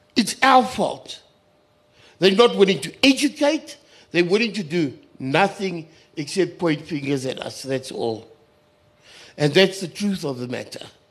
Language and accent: English; Kimberley, Northern Cape, South Africa; I come from Kimberley